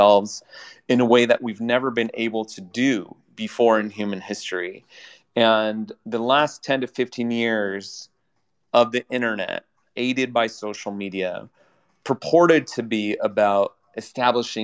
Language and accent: English; United States; I'm an American